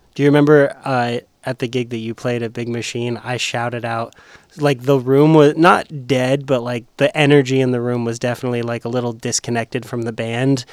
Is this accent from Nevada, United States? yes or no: yes; Las Vegas, Nevada, United States; also born or lived in Murfreesboro, Tennessee; now in Nashville, United States; I'm from Vegas and the traffic's terrible there